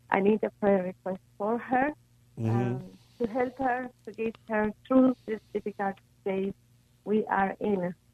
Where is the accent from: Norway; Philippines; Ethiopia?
Ethiopia; now in Los Angeles, United States; I'm originally from Ethiopia, so we are Ethiopians.